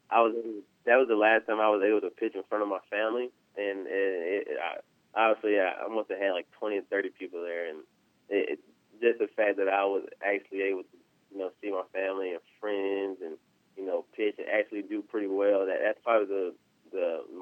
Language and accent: English; South Carolina, United States; me and Trap, we're we're really great friends, and we're both from the South Carolina area.